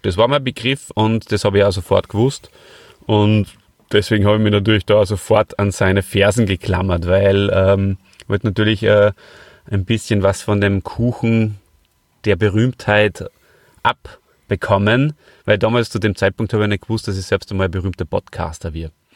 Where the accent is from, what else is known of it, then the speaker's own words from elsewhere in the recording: Hof bei Salzburg, Salzburg, Austria; ich komme ja heute aus Hof bei Salzburg und das ist äh, der Ort, an dem ich aufgewachsen bin.